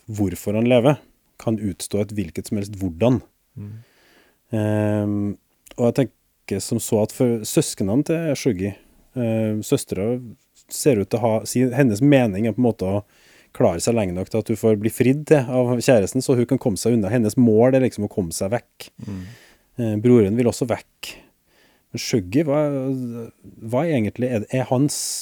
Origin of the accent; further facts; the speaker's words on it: Norway; for meg som nordmann